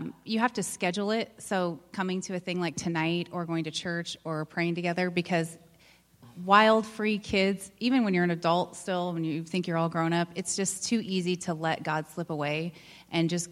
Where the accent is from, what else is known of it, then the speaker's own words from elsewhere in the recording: Scottsbluff, Nebraska, United States; now in Omaha, United States; I am from Scotts Bluff, Nebraska.